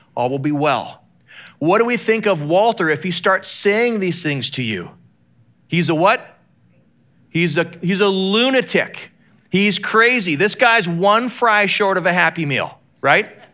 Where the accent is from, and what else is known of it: Calgary, Alberta, Canada; born or raised there; moved away